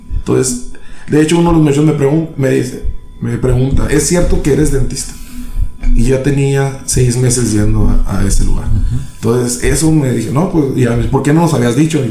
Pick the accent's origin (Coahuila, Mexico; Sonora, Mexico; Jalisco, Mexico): Sonora, Mexico; San Luis Río Colorado; also born or lived in Tijuana; soy de aquí de San Luis, Colorado. Soy de aquí de San Luis, Colorado, gracias a Dios. Me tocó nacer en otra parte